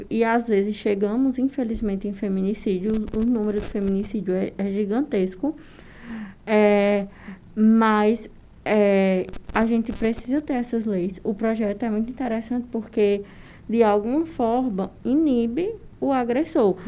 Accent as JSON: {"language": "Portuguese", "area": "Northeastern sertão", "region": "Northeast Region", "country": "Brazil", "said": "estamos no interior do sertão nordestino onde o machismo é mais é estrutural"}